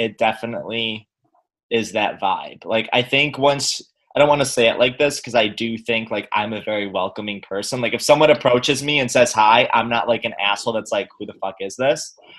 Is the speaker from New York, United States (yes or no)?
yes; New York, United States; As a New Yorker